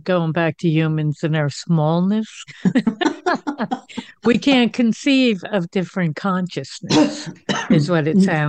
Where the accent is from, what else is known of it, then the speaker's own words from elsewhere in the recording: East Coast, United States; now in Denver, United States; I grew up on the East Coast, but I live in Denver now.